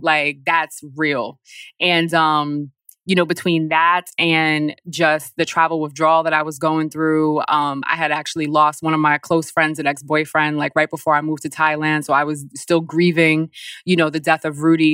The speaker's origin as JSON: {"language": "English", "town": "Poughkeepsie", "region": "New York", "country": "United States", "tie": "born or raised there", "also_born_or_lived": "Bronx, New York / Paris", "moved": "as an adult", "lives_now": "Newark, United States", "said": "I grew up in Poughkeepsie"}